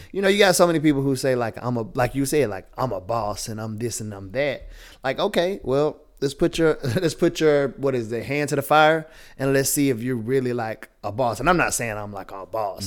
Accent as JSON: {"language": "English", "region": "the South", "country": "United States", "tie": "born or raised there", "accent": "Southern", "said": "Born and raised in the South"}